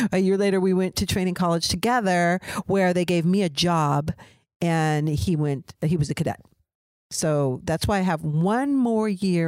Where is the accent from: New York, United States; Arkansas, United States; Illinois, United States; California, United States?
California, United States; I grew up in Orange County, California, and I'm older than he is.